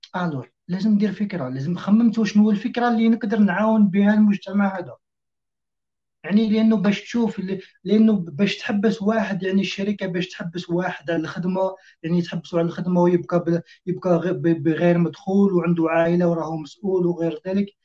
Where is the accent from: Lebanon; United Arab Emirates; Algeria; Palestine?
Algeria